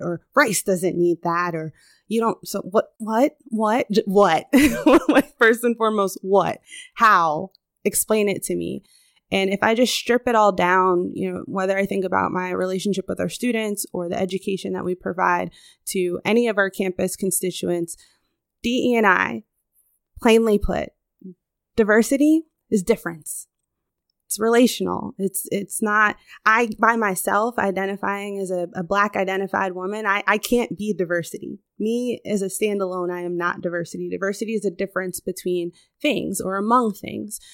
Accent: Chicago, Illinois, United States; moved away as an adult; also born or lived in Southern California; So I was born on the West Coast, Southern California girl, but I grew up in the Midwest, Chicago, right here

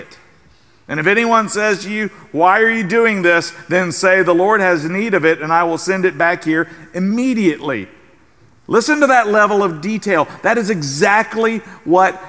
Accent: South Carolina, United States; now in San Antonio, United States; the South Carolina Gamecocks from my home state

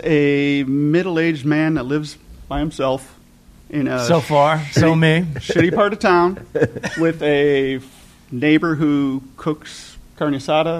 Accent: Detroit, Michigan, United States; moved away as an adult; now in Phoenix, United States; Detroit originally.

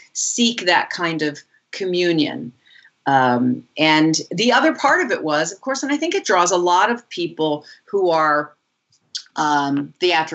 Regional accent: Kingston, Pennsylvania, United States; also born or lived in Buffalo, New York; I was born in Buffalo, New York, and raised in a little town in Kingston, Pennsylvania, called Kingston, Pennsylvania

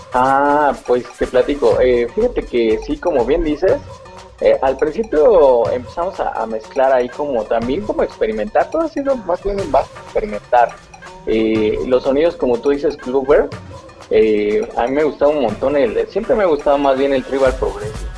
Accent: Mexico; nosotros como mexicanos, tú sabes, y pues adoramos la, la cultura de nuestros muertos

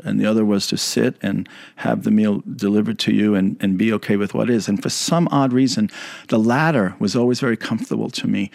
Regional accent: New York City, New York, United States; moved away; I grew up in the Bronx

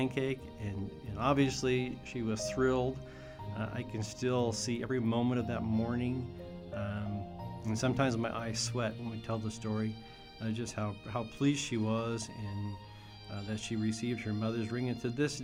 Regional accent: Brewster, United States; my family, growing up in Brewster, we always knew the reason for the season

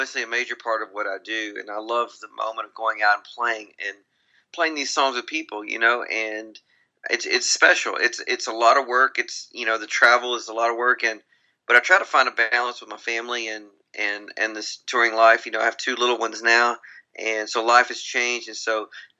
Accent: Grand Saline, Texas, United States; I grew up in a very small little town in Texas. I'm from East Texas, and a town of about 2,000 people, and called Grand Saline, Texas.

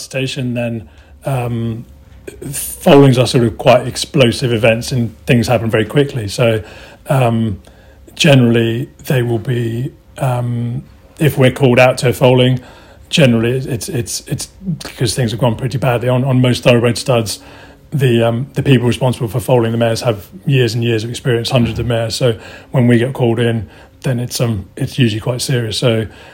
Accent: Portugal; moved away; also born or lived in Newmarket; I'm originally from Portugal

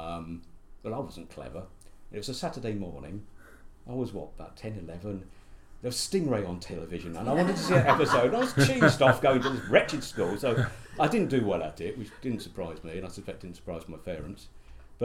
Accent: Croydon, London, United Kingdom; moved away; also born or lived in Welwyn Garden City / Harlow; we moved to Sanderstead, which is a suburb of the London Borough of Croydon. Nice part of Croydon. Used to be in Surrey, but now part of London. And that's where I really grew up

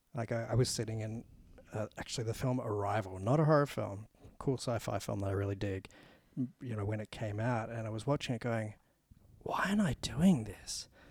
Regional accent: Australia; we're Australian

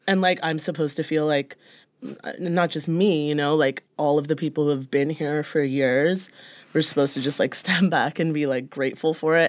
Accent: Brampton, Ontario, Canada; now in Toronto, Canada; growing up in Brampton

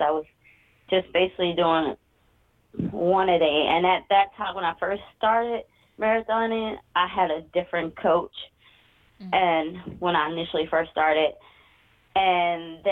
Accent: Atlanta, Georgia, United States; born or raised there

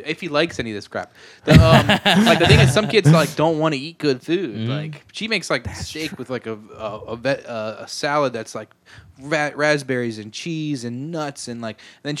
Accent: Eastern Shore, Maryland, United States; I'm from the Eastern Shore. Is where I'm from.

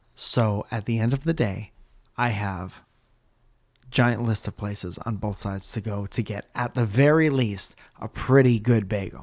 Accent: Connecticut, United States; born or raised there

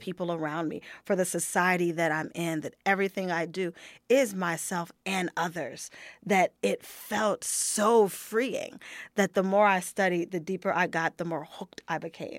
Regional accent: United States; moved away as an adult

